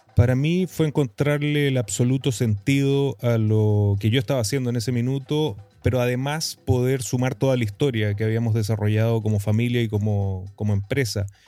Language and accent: Spanish; Iquique, Tarapacá, Chile; moved away as an adult; also born or lived in United States; yo soy un iquiqueño, tarapaqueño, eh, nativo aquí del desierto más árido del mundo, en el norte de Chile, el desierto de Atacama, en mi maravillosa región de Tarapacá, en mi querida ciudad de Iquique. Eh, nacido, criado y retornado a esta linda ciudad